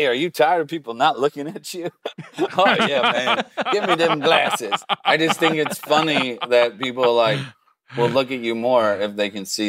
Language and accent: English; Lutherville, Maryland, United States; I grew up in Lutherville, just outside of Baltimore, about 15, 20